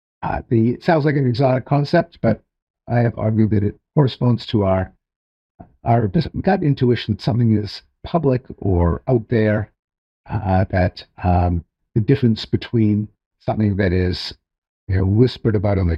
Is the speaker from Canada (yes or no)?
yes; Canada; I'm Canadian.